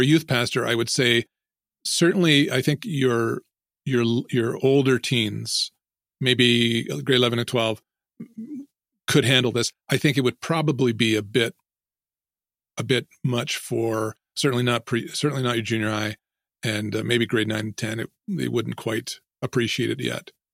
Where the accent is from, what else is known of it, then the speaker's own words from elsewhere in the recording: Ontario, Canada; I grew up here in Ontario near, um, well, most people would know where Toronto is probably, uh, about two hours away from Toronto.